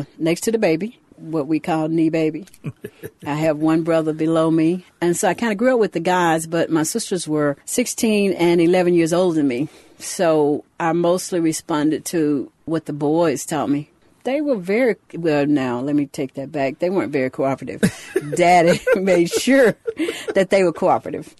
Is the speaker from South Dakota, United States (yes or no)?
no; Louisville, Mississippi, United States; I grew up in Louisville, Mississippi